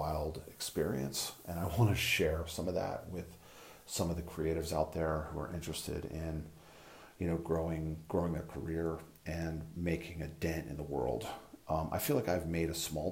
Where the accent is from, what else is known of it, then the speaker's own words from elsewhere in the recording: an hour or two outside New York City, Northeast, United States; I grew up in the Northeast. My whole family's from New York City. I grew up, you know, an hour or two outside the city.